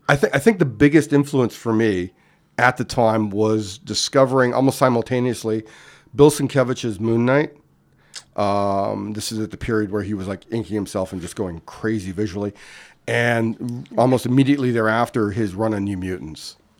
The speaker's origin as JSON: {"language": "English", "town": "Winnipeg", "region": "Manitoba", "country": "Canada", "tie": "born or raised there", "also_born_or_lived": "Ontario", "moved": "yes", "said": "I grew up in Winnipeg, Manitoba"}